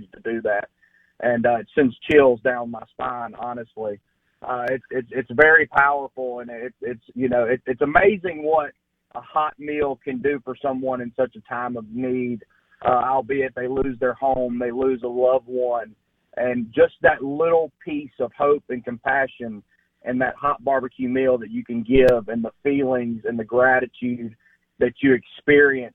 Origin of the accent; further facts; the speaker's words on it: Senatobia, Mississippi, United States; I am from Senatobia, Mississippi.